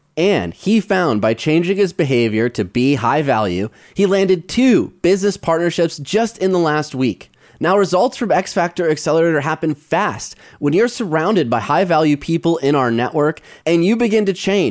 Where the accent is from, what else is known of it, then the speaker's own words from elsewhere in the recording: Midwest, United States; Growing up in the Midwest